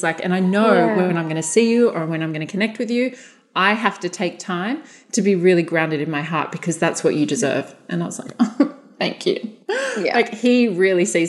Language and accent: English; Australia; we're Australian